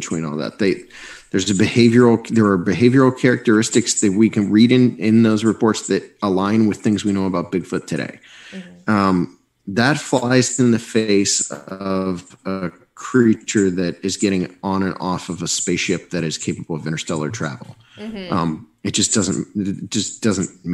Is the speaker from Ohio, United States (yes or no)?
yes; Bolivar, Ohio, United States; also born or lived in Mineral City, Ohio; growing up in Bolivar, Ohio.